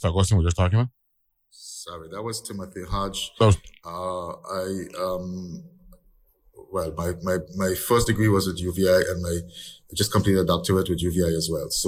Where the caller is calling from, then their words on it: Anguilla; Yes. Good morning. I'm joining you from Anguilla.